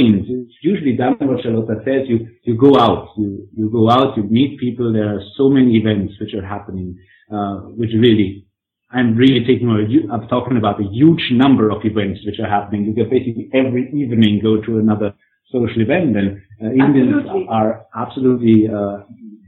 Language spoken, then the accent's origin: English; Germany; I'm coming from Germany